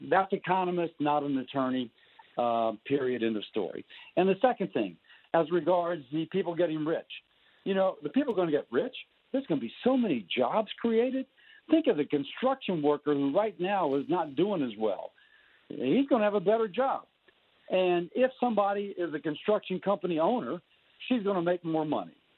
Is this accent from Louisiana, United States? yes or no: yes; Baton Rouge, Louisiana, United States; my hometown, by the way, Baton Rouge